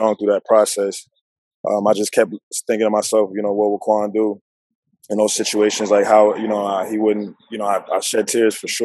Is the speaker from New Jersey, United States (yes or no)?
yes; New Jersey, United States; moved away; also born or lived in Virginia; I'm from Jersey originally. Went to high school in Virginia